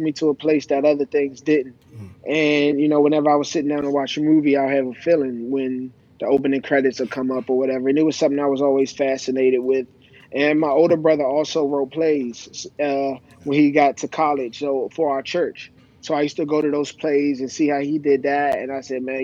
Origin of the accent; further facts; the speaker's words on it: Prince George's County, Maryland, United States; I'm a guy from Prince George's County, Maryland.